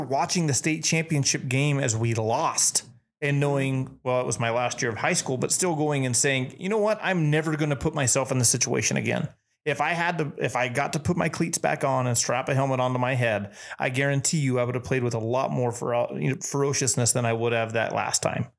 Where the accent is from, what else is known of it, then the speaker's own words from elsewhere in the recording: New Mexico, United States; moved away as an adult; now in Texas, United States; being a Texan now, the the opportunities that I have and the support that I feel from this state are twice that of where I grew up